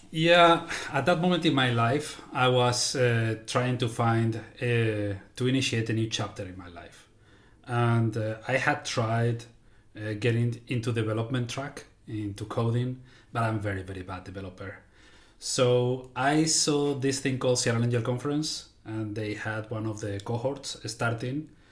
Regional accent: Spain; now in United States; I am originally from Spain, living now in the, uh, United States

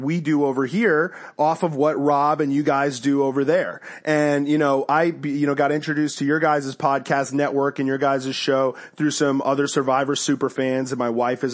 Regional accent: Connecticut, United States; I grew up in Connecticut

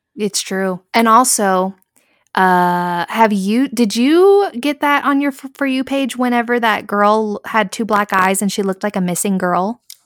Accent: San Angelo, Texas, United States; we come from San Angelo. So, we went to, like, a small town, high school

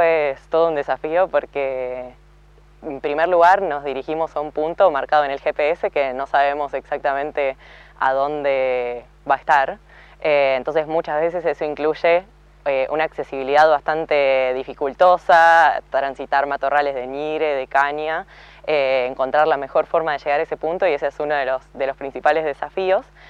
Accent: Viedma, Río Negro, Argentina; also born or lived in Bariloche; soy originariamente de Viedma, pero en gran parte barilochense porque estudié ahí

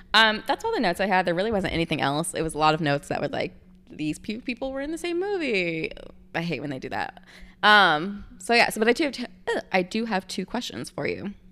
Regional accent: the South, United States; moved away; I grew up in the South

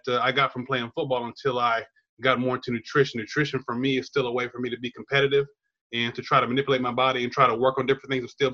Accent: Chula Vista, California, United States; also born or lived in Louisiana; I'm a native Californian, Southern California. I grew up in San Diego, down there in Chula Vista by the border

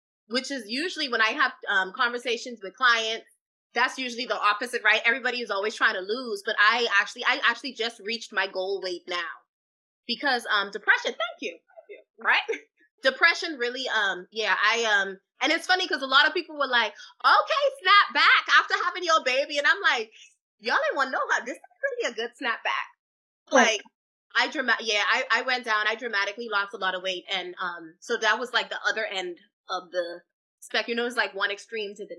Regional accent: Freeport, Grand Bahama, Bahamas; moved away as an adult; now in United States; the dance instructor that I had growing up in the Bahamas

